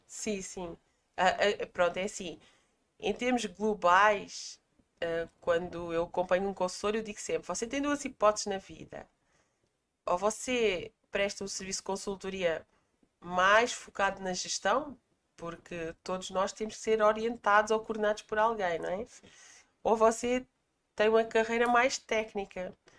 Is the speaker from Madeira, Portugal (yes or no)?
no; Palmela, Setúbal, Portugal; also born or lived in Greater Lisbon; eu sou natural de uma freguesia do Conceito de Palmela, portanto sou portuguesa